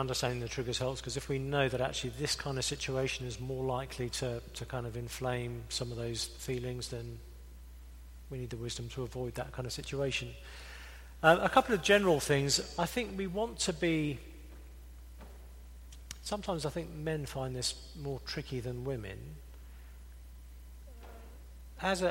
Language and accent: English; England, United Kingdom; I'm English